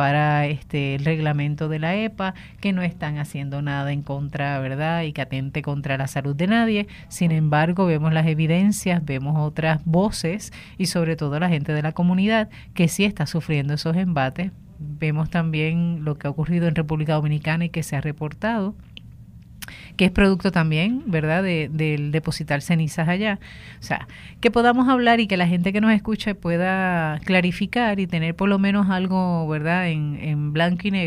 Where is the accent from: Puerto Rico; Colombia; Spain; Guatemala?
Puerto Rico; Aguada; also born or lived in Mayagüez; soy de Aguada.